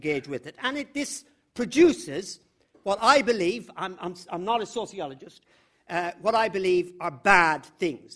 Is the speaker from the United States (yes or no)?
no; the middle of Ireland, Midlands, Ireland; I grew up in the middle of Ireland